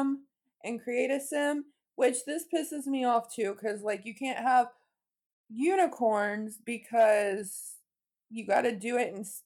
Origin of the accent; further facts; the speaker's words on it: Midwest, United States; I'm from the Midwest